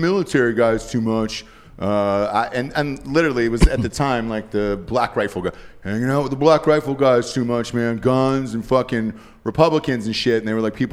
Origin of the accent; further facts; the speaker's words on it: Atlanta, Georgia, United States; I'm from Atlanta